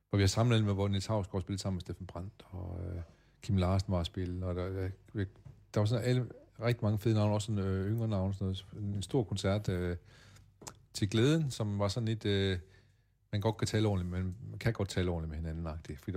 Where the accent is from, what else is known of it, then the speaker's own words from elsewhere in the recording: Åbyhøj, Central Denmark Region, Denmark; born there; Ja, jeg er født i Åbehøj, 4 km hjemme